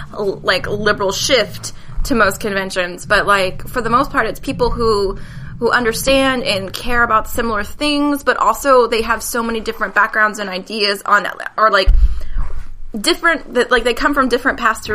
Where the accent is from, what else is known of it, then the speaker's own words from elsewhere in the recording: Midwest, United States; Like, growing up in the Midwest, like, everybody had about the same